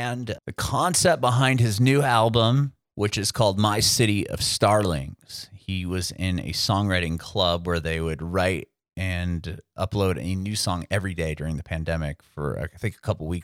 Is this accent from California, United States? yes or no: yes; San Diego, California, United States; moved away as an adult; also born or lived in San Francisco; I grew up in San Diego where we didn't really, you had downtown, but we were about 20 minutes outside of it in the suburbs